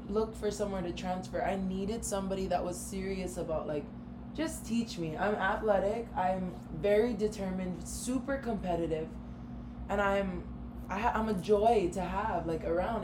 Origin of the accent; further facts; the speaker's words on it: Hawaii, United States; moved away as an adult; also born or lived in Minneapolis / Arizona; this really small town Hawaii girl